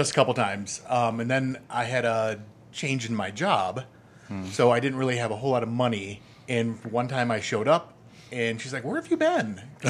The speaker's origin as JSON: {"language": "English", "town": "Grand Rapids", "region": "Michigan", "country": "United States", "also_born_or_lived": "Chicago", "lives_now": "San Diego, United States", "said": "Originally Michigan and Chicago."}